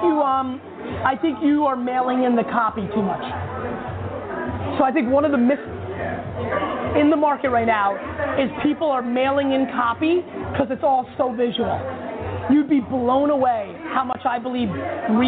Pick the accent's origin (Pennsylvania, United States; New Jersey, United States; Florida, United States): New Jersey, United States; Edison; I grew up in Edison, New Jersey